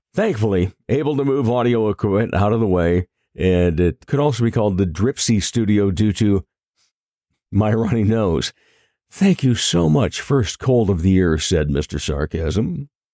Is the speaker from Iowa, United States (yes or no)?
yes; Rock Rapids, Iowa, United States; my hometown of Rock Rapids